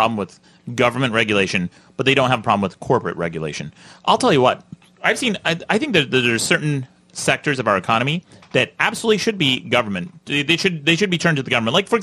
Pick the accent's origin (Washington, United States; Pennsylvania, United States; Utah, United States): Utah, United States; I grew up in Utah, very conservative.